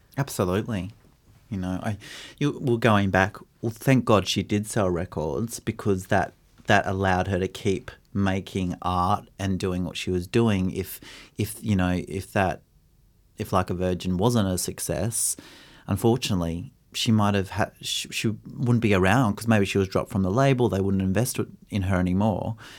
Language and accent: English; Brisbane, Queensland, Australia; growing up in Brisbane in the eighties and nineties